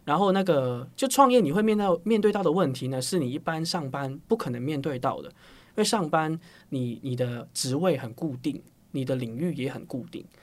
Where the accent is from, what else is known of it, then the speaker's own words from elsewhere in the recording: Hong Kong; moved away as an adult; now in Taiwan; 我是香港人啦。对。那我是香港，生活十八年，然后就来台湾读大学，就中原大学